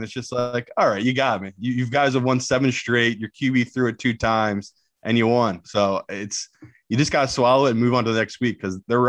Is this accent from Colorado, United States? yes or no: no; Philadelphia, Pennsylvania, United States; I mean, I'm from Philly, bro.